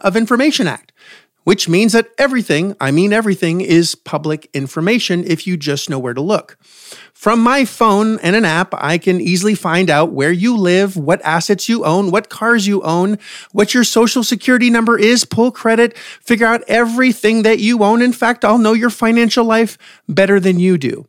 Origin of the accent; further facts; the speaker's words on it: Canada; I'm from Canada.